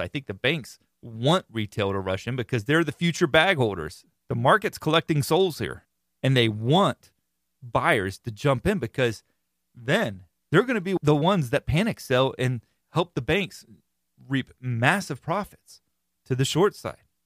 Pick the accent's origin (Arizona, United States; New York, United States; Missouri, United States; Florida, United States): Florida, United States; I am born and raised in Florida